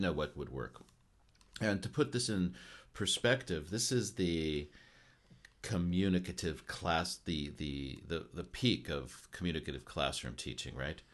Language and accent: English; United States; now in Japan